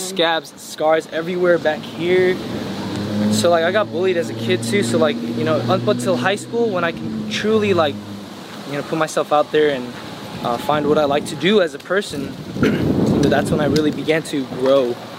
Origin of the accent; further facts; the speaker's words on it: United States; I was born in America